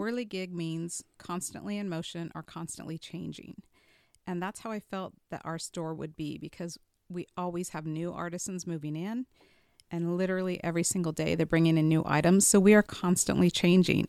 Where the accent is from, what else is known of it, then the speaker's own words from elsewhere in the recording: Boise, Idaho, United States; moved away as an adult; also born or lived in Las Vegas, Nevada; now in Elizabethtown, United States; I'm originally from Boise, Idaho